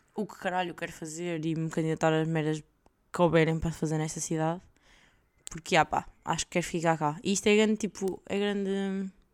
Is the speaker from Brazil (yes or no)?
no; Portugal; now in Belgium; como boa portuguesa